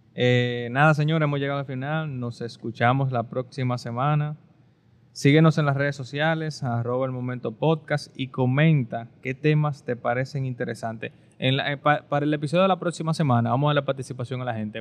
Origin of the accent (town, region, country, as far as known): Dominican Republic